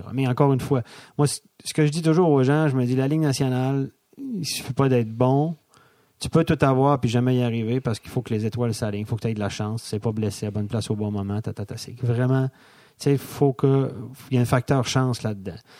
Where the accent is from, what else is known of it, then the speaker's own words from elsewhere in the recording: Donnacona, Quebec, Canada; accent: Québécois; moved away as an adult; also born or lived in Montreal, Canada; now in Switzerland; je viens de la région de Québec, ouais. Donnacona, euh, une demi-heure de Québec. J'ai étudié à euh, cégep à Cap-Rouge